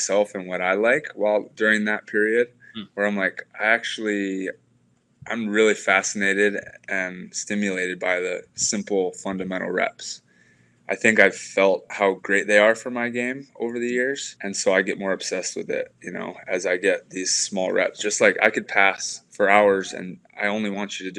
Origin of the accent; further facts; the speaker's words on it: Hawaii, United States; growing up in Hawaii, we had the University of Hawaii coach, Dave Shoji, was our coach.